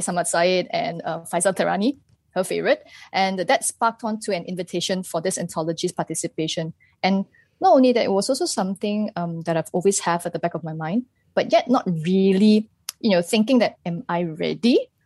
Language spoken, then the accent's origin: English; Malaysia; as a Malaysian